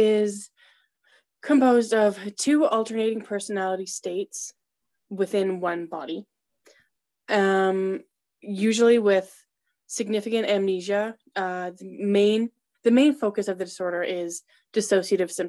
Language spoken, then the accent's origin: English; Canada; I'm from Canada